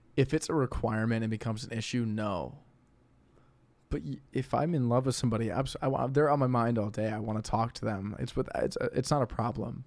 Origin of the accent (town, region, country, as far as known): St. Louis, Missouri, United States